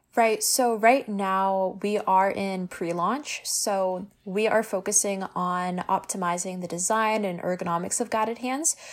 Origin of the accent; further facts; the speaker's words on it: Hamilton, Ontario, Canada; I am born and raised in Hamilton